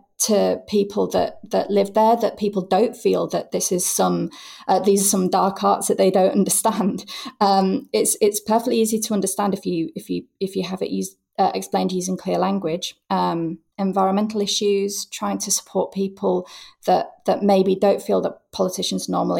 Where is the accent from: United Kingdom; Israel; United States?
United Kingdom; Hull, Yorkshire and the Humber; moved away as an adult; also born or lived in York; it was here in Hull, my hometown, which I returned